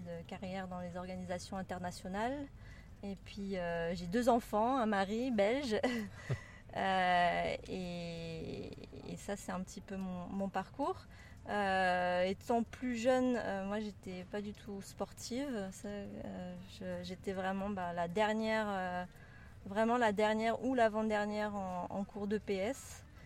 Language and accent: French; France; moved away as an adult; also born or lived in Brittany / Toulouse area / Spain / Maldives; now in Geneva, Switzerland; originaire de, de France, j'ai grandi entre la Bretagne et la région toulousaine.